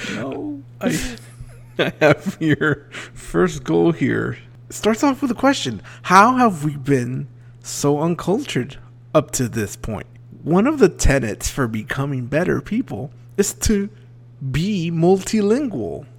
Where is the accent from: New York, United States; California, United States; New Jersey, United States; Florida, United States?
Florida, United States; South; growing up in South Florida, I was always taught to keep your doors locked.